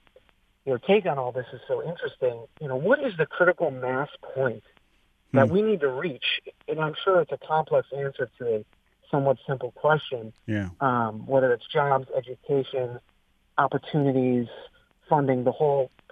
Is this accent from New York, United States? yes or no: no; Oakland County, Michigan, United States; moved away as an adult; also born or lived in East Coast; now in Grosse Pointe, United States; I grew up in Oakland County, went to college here in Michigan.